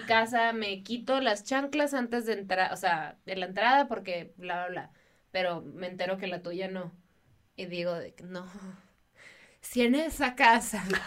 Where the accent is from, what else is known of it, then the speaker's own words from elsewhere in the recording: Baja California, Mexico; en Baja California, de donde yo soy